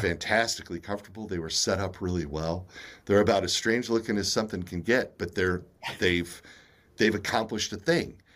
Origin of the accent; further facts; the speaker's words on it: United States; being a, a child of the eighties, you know, um, and, and, and being an American in the nineteen seventies and nineteen eighties